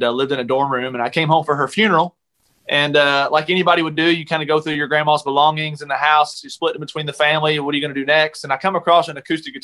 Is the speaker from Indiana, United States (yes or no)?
no; Kentucky, United States; moved away; I went back home this weekend to Kentucky to visit my folks. And I went to church, that same church, that Sunday